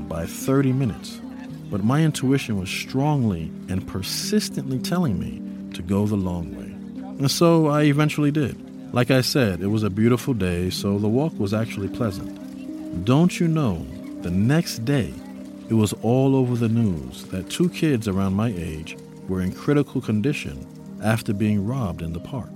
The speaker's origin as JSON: {"language": "English", "town": "New York City", "region": "New York", "country": "United States", "tie": "born or raised there", "said": "I grew up in New York City. It was a huge part of the foundation of my upbringing. I lived in the Bronx and went to school in Harlem"}